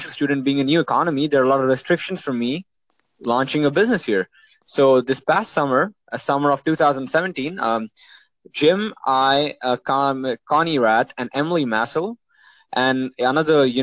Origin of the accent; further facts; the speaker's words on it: Oman; also born or lived in India; Well, so I mean, I grew up in Oman, uh, and I'm from India.